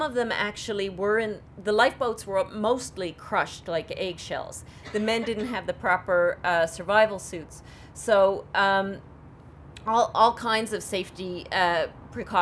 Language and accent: English; St. John's, Newfoundland and Labrador, Canada; I'm from St. John's, Newfoundland, and as are my parents and my grandparents, and as far back as, you know, we know.